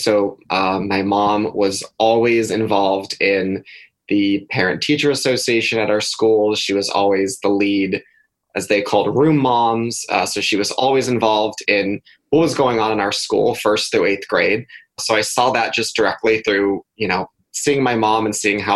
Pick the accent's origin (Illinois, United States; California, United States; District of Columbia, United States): California, United States; Thousand Oaks; So I grew up in Thousand Oaks, California, which is outside of Los Angeles